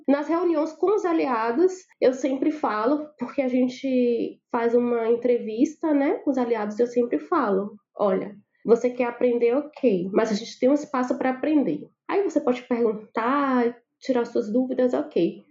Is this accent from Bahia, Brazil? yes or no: yes; Salvador, Bahia, Brazil; Eu sou baiana de Salvador, minha família fala alto por natureza